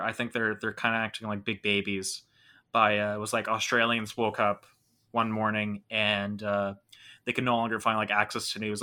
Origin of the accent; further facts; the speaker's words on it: Toronto, Ontario, Canada; I'm from Toronto, Canada